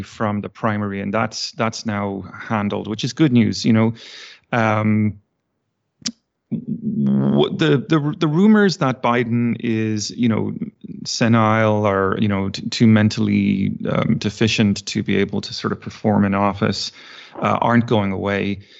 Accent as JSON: {"language": "English", "country": "Ireland", "tie": "born or raised there", "also_born_or_lived": "Virginia, United States / Texas, United States", "moved": "as an adult", "lives_now": "United States", "said": "I was born and raised in Ireland and, uh, moved to the States, uh, geez, twenty years ago now"}